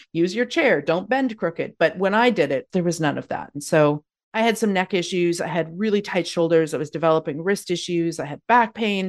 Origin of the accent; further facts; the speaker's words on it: Calgary, Alberta, Canada; moved away as an adult; now in Victoria, Canada; I'm originally born and raised in Calgary, Alberta